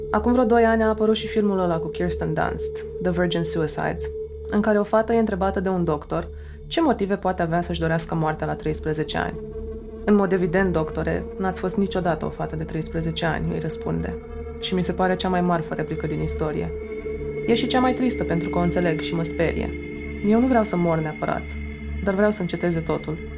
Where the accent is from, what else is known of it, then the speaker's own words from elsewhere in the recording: Suceava, Suceava County, Romania; also born or lived in Bucharest; M-am născut la București, unde ei mei s-au mutat după căsătorie, dar am crescut până la șapte ani la Suceava, cu bunicii din partea mamei, într-o casă mare, cu curte și grădină.